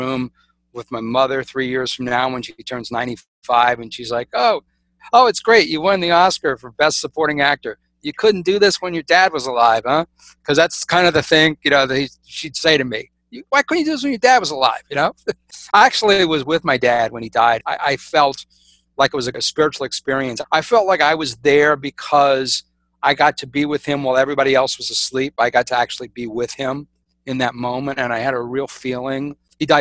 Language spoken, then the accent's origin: English; South Louisiana, United States; I'm really the black sheep of the family because in South Louisiana, I'm supposed to be, you know, living in a house, working in the family business